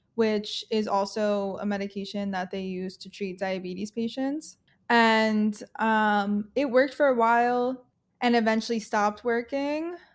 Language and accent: English; Long Island, New York, United States; I'm from New York, originally grew up on Long Island